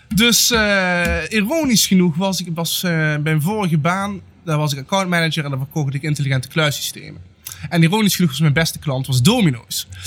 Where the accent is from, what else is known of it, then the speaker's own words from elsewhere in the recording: Netherlands; met waar ik ben geboren. Eh, zelfs binnen Nederland